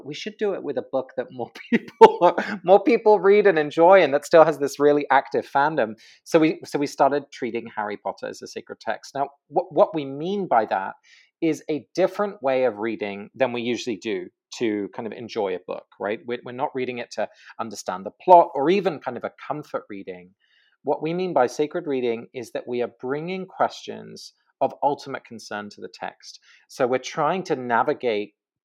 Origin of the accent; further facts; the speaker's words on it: England, United Kingdom; moved away; I grew up in England